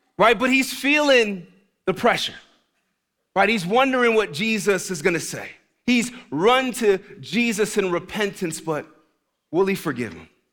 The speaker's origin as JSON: {"language": "English", "town": "New York City", "region": "New York", "country": "United States", "moved": "yes", "said": "I'm from the Bronx, New York originally. The Bronx, not Brooklyn, the Bronx"}